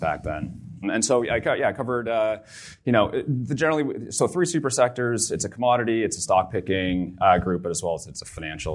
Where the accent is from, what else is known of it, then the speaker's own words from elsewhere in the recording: Barrie, Ontario, Canada; also born or lived in Vancouver, British Columbia; I'm from Barrie, Ontario, so an hour north of here.